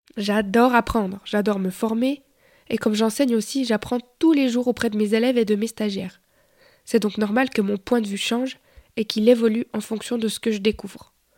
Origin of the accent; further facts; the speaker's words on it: Bulle, Fribourg, Switzerland; Je suis né en Suisse en 1991, 91 pour les Français, dans la jolie ville de Bulle.